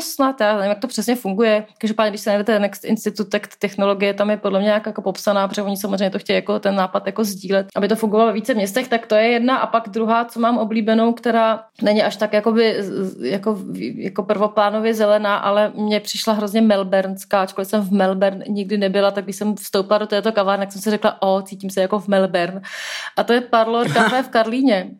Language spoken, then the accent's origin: Czech; Prague, Czechia; jsem prostě Pražák